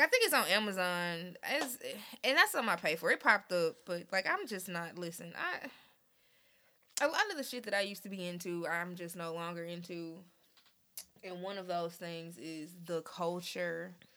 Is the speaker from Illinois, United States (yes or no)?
no; Memphis, Tennessee, United States; now in Nashville, United States; I'm also from Memphis